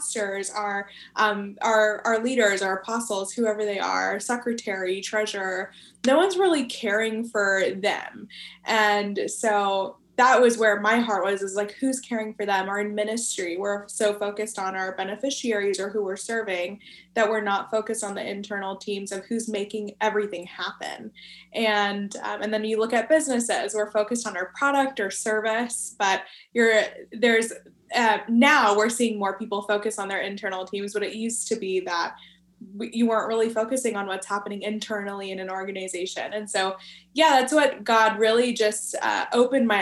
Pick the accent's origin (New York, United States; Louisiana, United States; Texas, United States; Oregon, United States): Texas, United States; Dallas; I live in Dallas, Texas, best city in the world, and grew up here